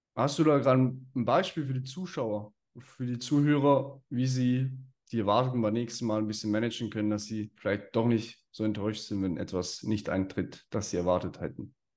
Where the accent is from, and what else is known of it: Switzerland